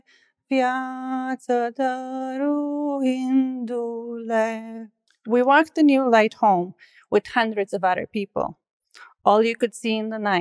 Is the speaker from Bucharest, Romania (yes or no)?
no; Brașov, Brașov County, Romania; moved away; I was born in Brasov, Romania. It is located in the historical region of Transylvania. To me, it is the most beautiful city